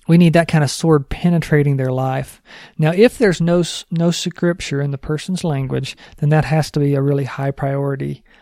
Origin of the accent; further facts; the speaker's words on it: New Mexico, United States; I'm from New Mexico